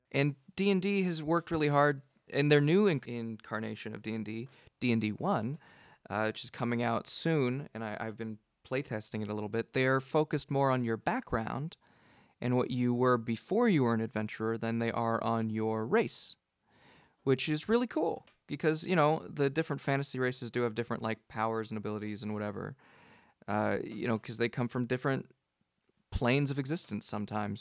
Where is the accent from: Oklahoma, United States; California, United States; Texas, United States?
California, United States; Gilroy; moved away as an adult; now in Seattle, United States; I grew up in Gilroy